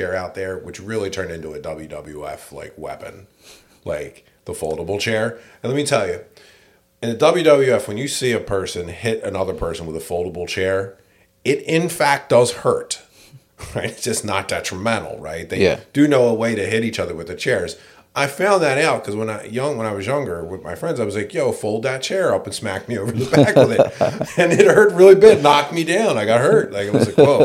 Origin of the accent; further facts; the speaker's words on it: Philadelphia, Pennsylvania, United States; growing up in Philly's interesting, man. This made me the person I am today, for better or worse